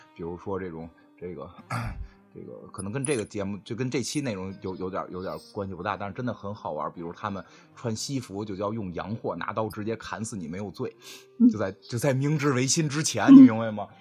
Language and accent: Chinese; Beijing, China; 我们北京人活成什么样吗？我他妈住一七平米的小房子现在